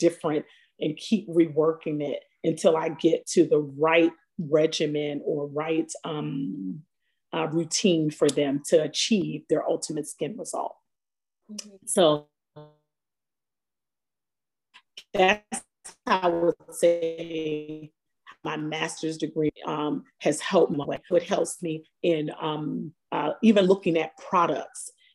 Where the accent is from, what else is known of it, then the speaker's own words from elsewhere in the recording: Baltimore, Maryland, United States; moved away as an adult; also born or lived in Atlanta / New York; being of color and growing up in Baltimore